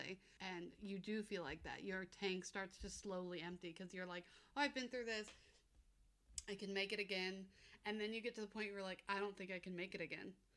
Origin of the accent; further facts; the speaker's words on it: United States; moved away; I grew up in America